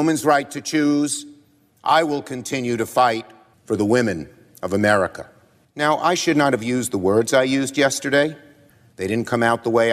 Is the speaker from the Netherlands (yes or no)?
no; New York City, New York, United States; I'm from Brooklyn. We speak in strong language.